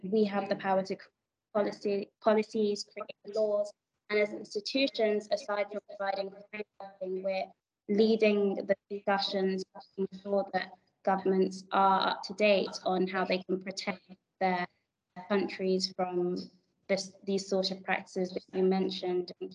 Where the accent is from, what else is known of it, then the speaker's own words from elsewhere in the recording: Nigeria; I'm African, I'm Nigerian, and I work in Africa for Africans.